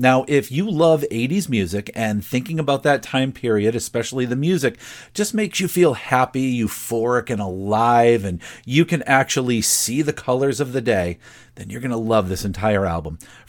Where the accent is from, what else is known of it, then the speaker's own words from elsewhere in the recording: Broad Brook, Connecticut, United States; Broadbrook, Connecticut, don't worry about it too much. Not only is it my hometown